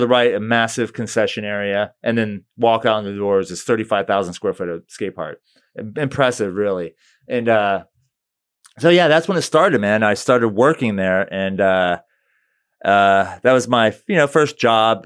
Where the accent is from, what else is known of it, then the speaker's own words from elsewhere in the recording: St. Petersburg, Florida, United States; also born or lived in Brandon, Florida; Saint P's my hometown. You know, I grew up, I was born there.